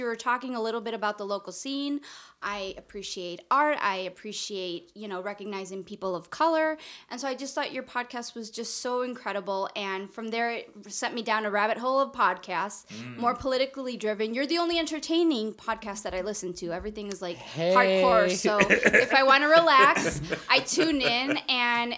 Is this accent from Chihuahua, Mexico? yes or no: yes; Chihuahua, Mexico; accent: Northern; we're both from Chihuahua